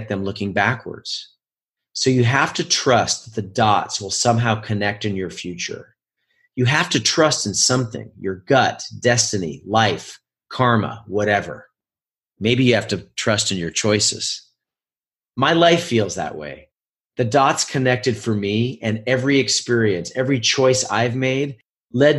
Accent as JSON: {"language": "English", "region": "Oregon", "country": "United States", "tie": "born or raised there", "also_born_or_lived": "New York City", "moved": "as an adult", "lives_now": "Los Angeles, United States", "said": "I was a high-level ski racer growing up in my home state of Oregon"}